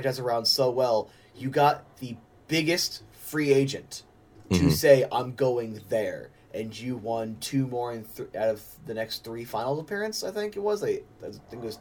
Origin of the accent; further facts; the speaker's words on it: Arizona, United States; I was born here.